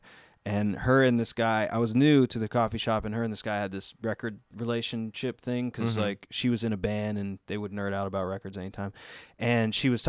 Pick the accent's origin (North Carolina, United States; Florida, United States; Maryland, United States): North Carolina, United States; Asheville; I grew up in Asheville